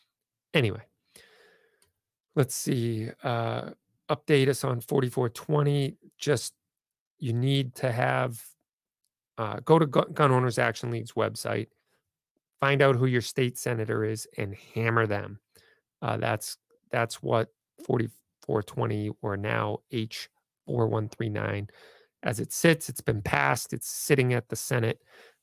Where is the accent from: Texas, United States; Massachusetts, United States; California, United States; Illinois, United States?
Massachusetts, United States; because I'm from Massachusetts